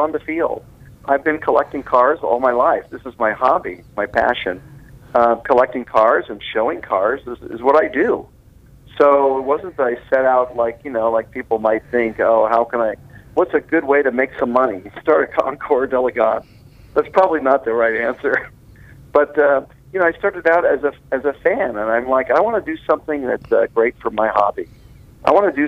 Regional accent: Las Vegas, Nevada, United States; also born or lived in California; we have everything else in Las Vegas now.

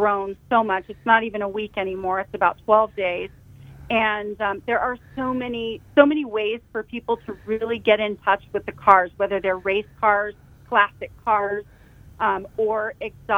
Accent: Carmel Valley, California, United States; I grew up in Carmel Valley. And, in fact, my family moved here in the mid-70s because of Laguna Seca

